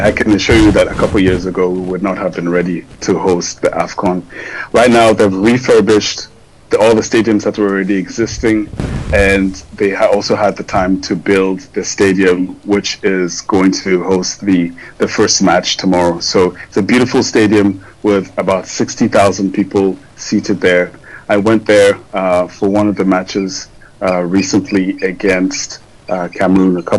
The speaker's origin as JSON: {"language": "English", "country": "Ghana", "moved": "yes", "lives_now": "Côte d'Ivoire", "said": "I'm Ghanaian"}